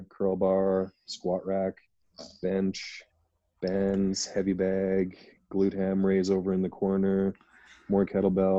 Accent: Canada; as everyone can tell by my accent, I'm from Canada

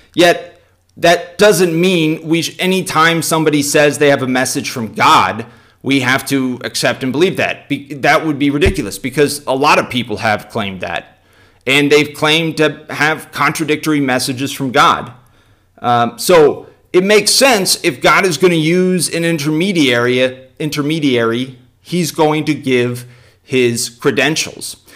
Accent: United States; we're, we're priests from America

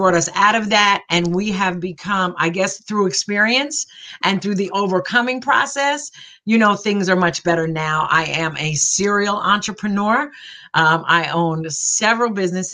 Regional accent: New Jersey, United States; I'm from New Jersey. I am a Jersey girl all the way

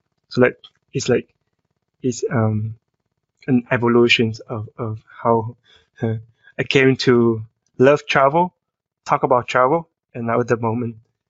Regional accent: Vietnam; English is a second language; moved away as an adult; also born or lived in Indiana, United States; now in San Francisco, United States; I am originally from Vietnam. I came to America about 11 years ago as an international student, and I first came to Indiana State and studied there for 4 years as an undergraduate.

